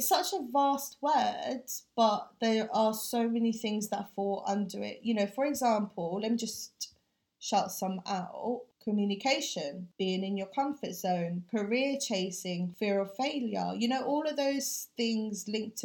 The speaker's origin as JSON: {"language": "English", "region": "London", "country": "United Kingdom", "also_born_or_lived": "Philippines", "said": "growing up with two different cultures, the challenges and the triumphs being a British Filipino can face, and how I want to change the way we can do things as the first or the second generation of Filipinos living here in London"}